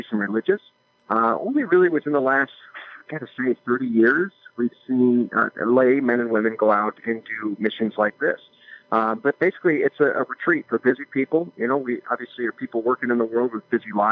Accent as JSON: {"language": "English", "town": "Des Moines", "region": "Iowa", "country": "United States", "tie": "born or raised there", "said": "I was born and raised in Des Moines"}